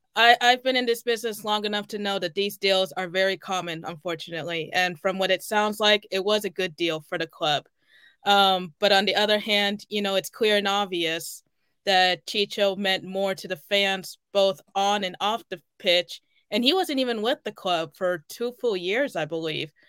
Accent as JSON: {"language": "English", "town": "Kansas City", "region": "Missouri", "country": "United States", "tie": "born or raised there", "said": "my hometown"}